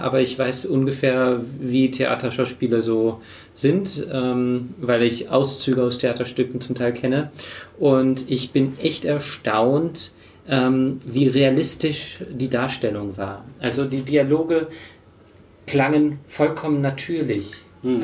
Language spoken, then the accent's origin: German; Germany; als Deutscher